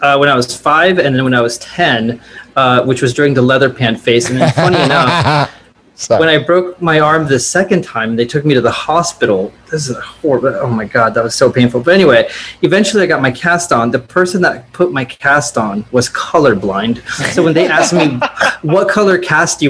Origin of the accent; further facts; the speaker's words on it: Southern California, United States; growing up in Southern California